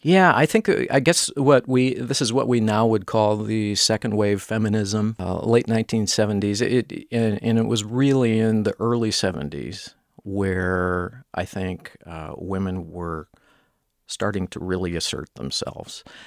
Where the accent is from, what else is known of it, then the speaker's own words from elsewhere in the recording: Minnesota, United States; as a Minnesotan